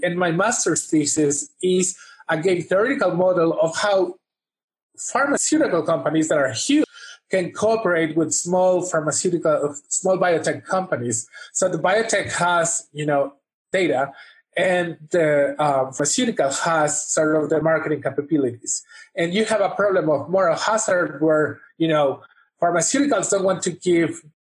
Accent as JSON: {"language": "English", "town": "Vancouver", "region": "British Columbia", "country": "Canada", "tie": "born or raised there", "said": "I consider Vancouver, British Columbia, my hometown."}